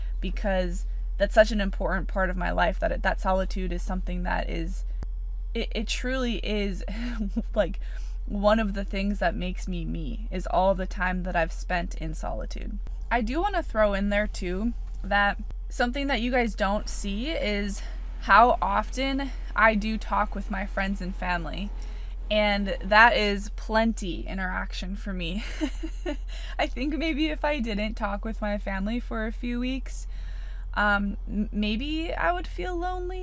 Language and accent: English; Wisconsin, United States; I grew up in Wisconsin, and I have three older brothers.